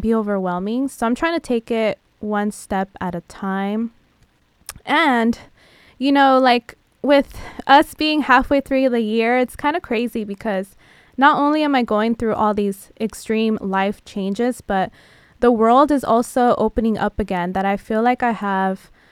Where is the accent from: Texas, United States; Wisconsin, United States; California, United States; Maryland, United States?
California, United States; San Diego; now in Los Angeles, United States; I'm from San Diego